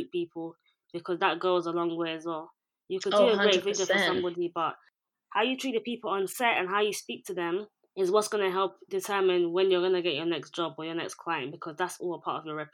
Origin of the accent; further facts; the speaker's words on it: Ghana; now in London, United Kingdom; I'm Ghanaian, based in London